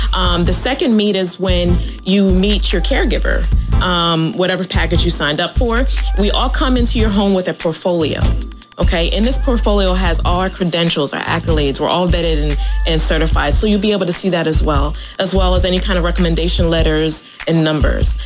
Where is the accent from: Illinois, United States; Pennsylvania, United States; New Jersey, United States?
Pennsylvania, United States; Philadelphia; moved away; I'm not from here either. I'm from Philadelphia.